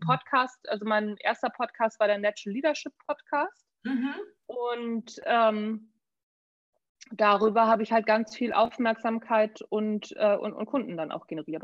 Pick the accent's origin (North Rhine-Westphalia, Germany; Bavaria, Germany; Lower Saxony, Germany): Lower Saxony, Germany; Neu Wulmstorf; also born or lived in Hamburg / United States; Neuwurmsdorf bin ich aufgewachsen